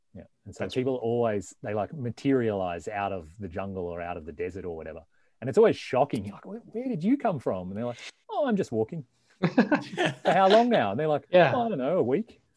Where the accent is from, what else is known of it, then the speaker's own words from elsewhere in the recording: Victoria, Australia; moved away as an adult; also born or lived in Melbourne; now in North America; I, I, grew up in the country uh, in the state of Victoria.